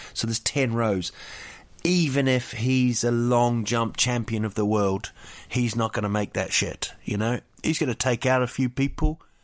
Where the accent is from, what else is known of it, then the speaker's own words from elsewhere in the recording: Rotorua, Bay of Plenty, New Zealand; Rotorua, my hometown